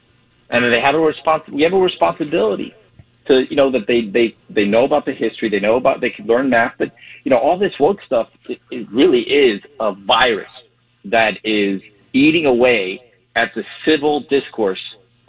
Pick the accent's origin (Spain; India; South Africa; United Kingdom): Spain; also born or lived in Cuba (family); now in Florida, United States; I'm Hispanic. I was born in Spain, and I come from a Cuban family